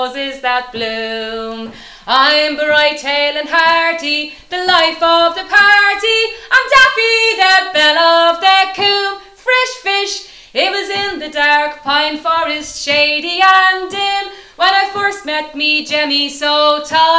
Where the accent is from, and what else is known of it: Dublin, Leinster, Ireland; accent: Dublin